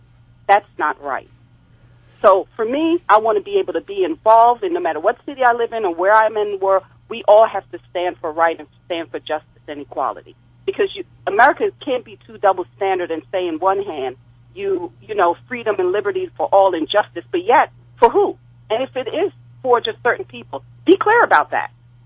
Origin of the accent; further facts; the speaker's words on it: Jamaica; born there; I was born in Jamaica, so to be able to be dealing with a racial issue, it affects all of us.